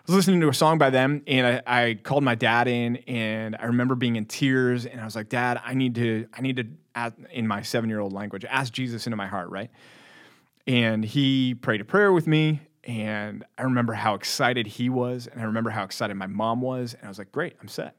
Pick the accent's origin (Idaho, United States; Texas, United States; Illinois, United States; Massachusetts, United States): Texas, United States; born or raised there